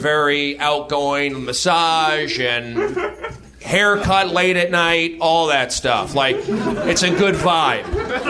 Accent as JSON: {"language": "English", "region": "California", "country": "United States", "tie": "born or raised there", "said": "And I grew up here in the Valley, a Jewish kid. I should have been sheltered by Hebrew school."}